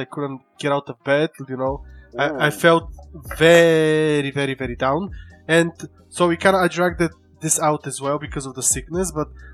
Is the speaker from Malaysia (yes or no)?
no; Bulgaria; I am Bulgarian